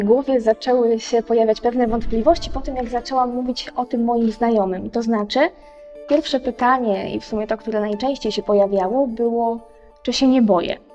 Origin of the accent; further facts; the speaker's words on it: Diocese of Koszalin-Kołobrzeg, West Pomeranian Voivodeship, Poland; pochodzę właśnie z diecezji koszalińsko-kołobrzeskiej